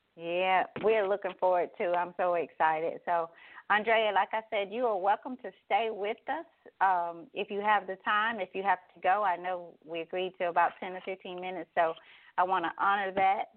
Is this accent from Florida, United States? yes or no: no; Douglas, Tennessee, United States; I spent a lot of time in the community here growing up in Douglas